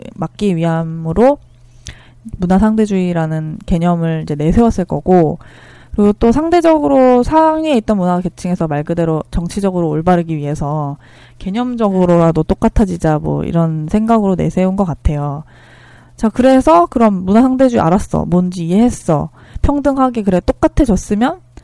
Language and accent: Korean; South Korea; moved away as an adult; also born or lived in Northfield, Minnesota; 한국이라는 잘 알지도 못한 나라에서